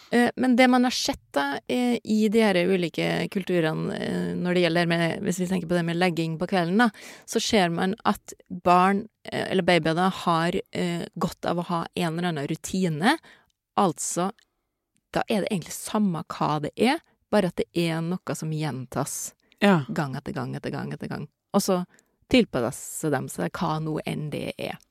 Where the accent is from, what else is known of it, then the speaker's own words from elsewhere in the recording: Norway; jeg er jo norsk